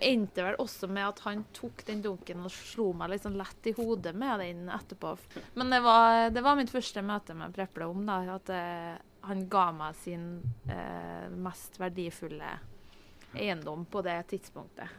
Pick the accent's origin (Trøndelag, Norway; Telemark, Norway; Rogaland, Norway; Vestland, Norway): Trøndelag, Norway; Hitra; born or raised there